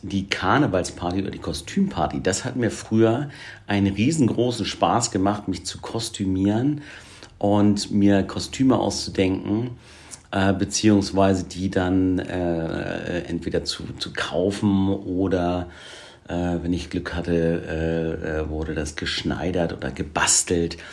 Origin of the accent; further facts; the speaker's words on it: Hamburg, Germany; ich komme ja aus Hamburg wir leben hier in Hamburg